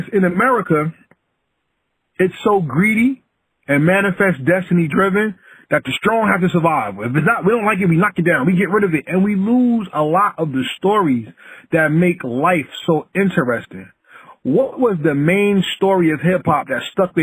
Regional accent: New Jersey, United States; I'm from the United States. I'm from New Jersey

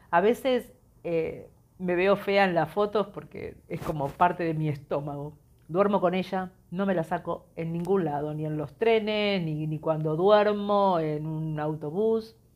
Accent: Argentina; Yo soy Argentina, o sea, cualquier lugar del mundo es más seguro.

